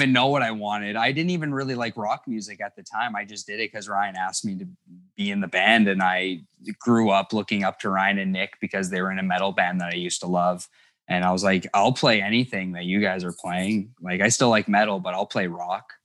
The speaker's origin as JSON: {"language": "English", "town": "Thunder Bay", "region": "Ontario", "country": "Canada", "tie": "born or raised there", "said": "I was never aware of how isolated we were, 'cause a lot of people who find out we're from Thunder Bay"}